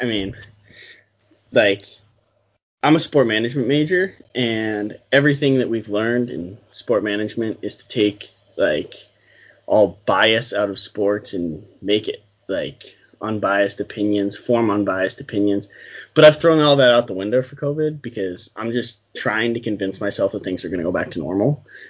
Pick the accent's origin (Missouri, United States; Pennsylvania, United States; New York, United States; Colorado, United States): Pennsylvania, United States; Pittsburgh; I'm from Pittsburgh, Pennsylvania